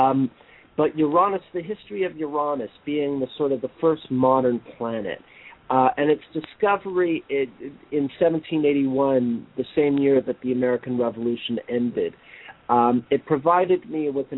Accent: Montreal, Quebec, Canada; I was born and raised in Montreal, I have a Canadian passport

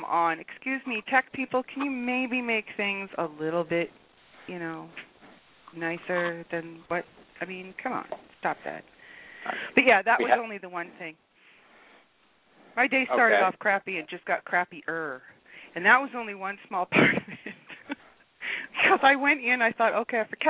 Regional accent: United States; now in Canada; I'm an American.

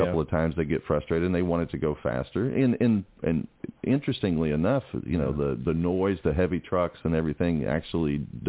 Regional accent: Atlanta, Georgia, United States; I'm from Atlanta.

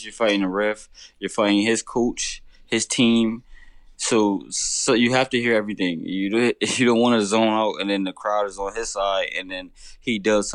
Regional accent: Connecticut, United States; my home state of Connecticut

